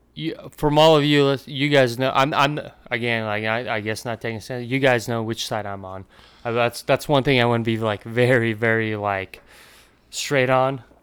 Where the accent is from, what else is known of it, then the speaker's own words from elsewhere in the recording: Latvia; moved away; I come from Latvia